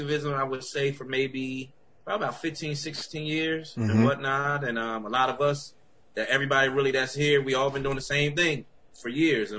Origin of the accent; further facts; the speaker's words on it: Bridgeton, New Jersey, United States; now in Vineland, United States; I'm from Bridgeton, New Jersey